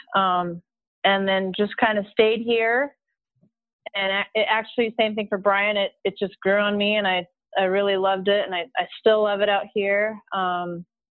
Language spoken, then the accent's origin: English; just north of Santa Fe, New Mexico, United States; moved away as an adult; also born or lived in Arizona; now in Phoenix area, United States; I grew up in New Mexico, just north of Santa Fe